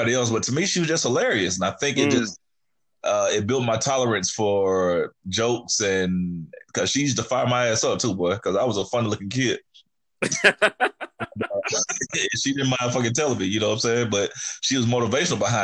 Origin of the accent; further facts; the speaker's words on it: Montgomery, Alabama, United States; now in Atlanta, United States; I am from Montgomery, Alabama, dog. I am a country boy, born and raised, man, down in the Gump